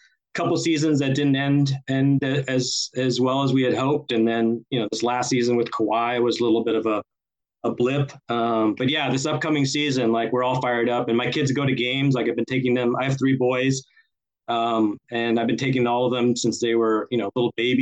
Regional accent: South Texas, United States; now in Los Angeles, United States; growing up in South Texas

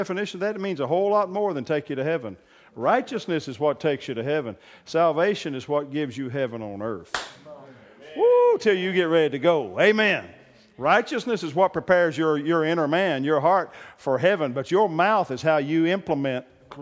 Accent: Oklahoma, United States; I'm from Oklahoma

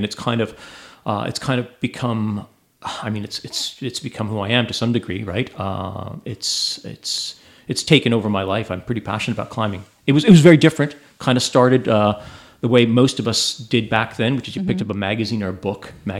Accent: Ontario, Canada; I'm from Southern Ontario.

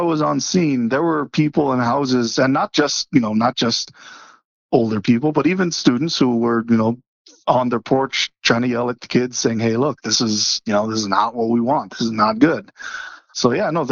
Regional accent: Kona, Hawaii, United States; now in Boulder, United States; I was born and raised on the Big Island, so did not deal with snow much growing up.

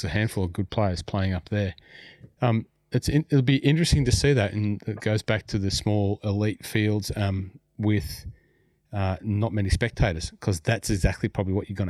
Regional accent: Pokolbin, New South Wales, Australia; my hometown up there in Pocolbin.

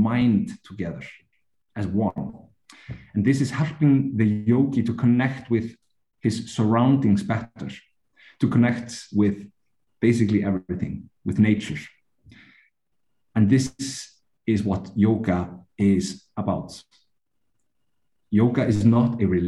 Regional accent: Iceland; I come from Iceland.

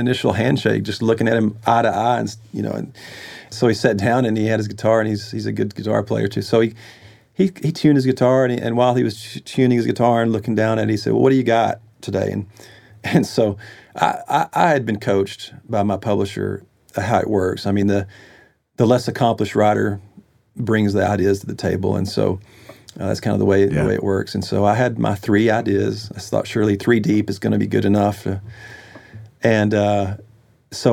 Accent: Texas, United States; moved away as an adult; now in Nashville, United States; I was from Texas

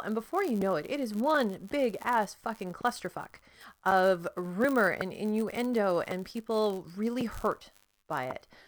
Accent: Canada; I'm Canadian

